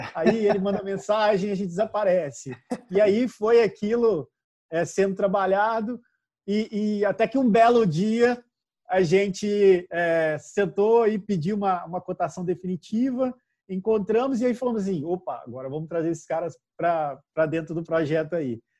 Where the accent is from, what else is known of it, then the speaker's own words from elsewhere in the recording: Minas Gerais, Brazil; eu, e a Ademar somos mineiros